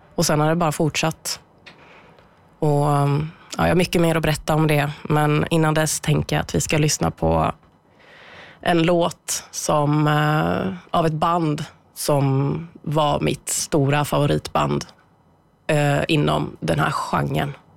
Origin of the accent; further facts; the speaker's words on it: Bollnäs, Gävleborg County, Sweden; moved away as an adult; now in Gothenburg, Sweden; Jag är född och uppvuxen i Bollnäs